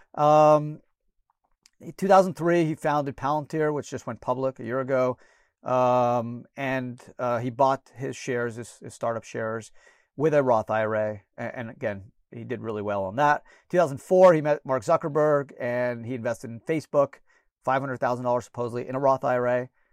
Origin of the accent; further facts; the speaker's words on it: Canada; now in United States; I was born in Canada